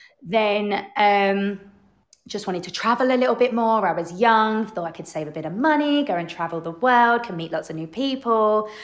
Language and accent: English; United Kingdom; moved away as an adult; also born or lived in Qatar; now in Dubai, United Arab Emirates; the way that we've had to adapt as British expats living there.